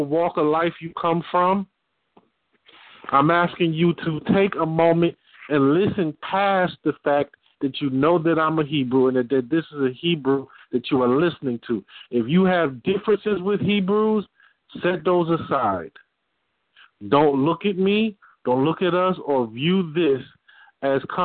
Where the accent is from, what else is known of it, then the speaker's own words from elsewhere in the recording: Detroit, Michigan, United States; I'm from Detroit